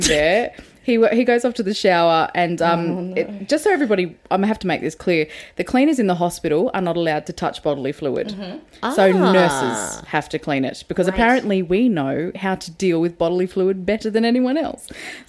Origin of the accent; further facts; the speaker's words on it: Sydney, New South Wales, Australia; now in Melbourne, Australia; Because I'm from Western Sydney.